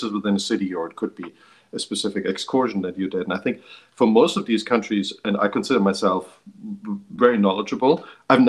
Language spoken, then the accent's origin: English; Germany; I grew up in Germany